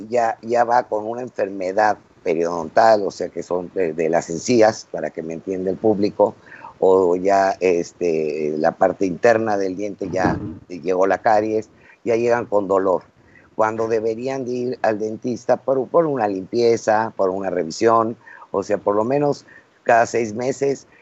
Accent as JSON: {"language": "Spanish", "country": "Mexico", "said": "somos mexicanos y aquí vamos a vivir siempre"}